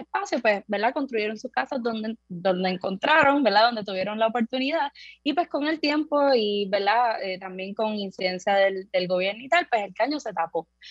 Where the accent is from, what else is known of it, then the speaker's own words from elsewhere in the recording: San Juan, Puerto Rico; Yo soy de Buenavista Torre, que es una de las del caño